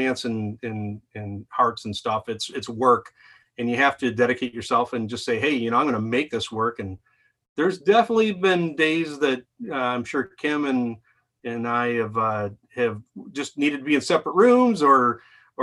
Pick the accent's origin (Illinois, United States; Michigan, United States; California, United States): Michigan, United States; Lake Orion; Lake Orion